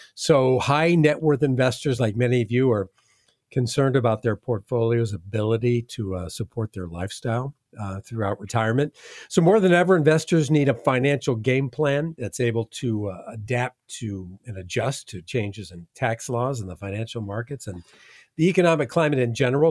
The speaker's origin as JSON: {"language": "English", "region": "Midwest", "country": "United States", "moved": "yes", "lives_now": "Southwest Florida, United States", "said": "I'm from the Midwest"}